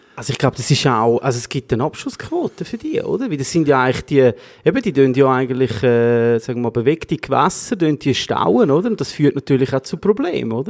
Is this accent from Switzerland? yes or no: yes; Switzerland; bei uns in der Schweiz